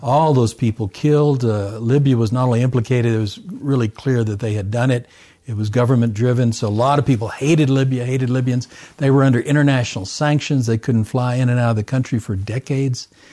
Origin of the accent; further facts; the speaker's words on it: Camden, Arkansas, United States; moved away as an adult; also born or lived in Japan / Hong Kong / Alexandria, Egypt / Tunisia; I, uh, was born and raised in Arkansas. Small town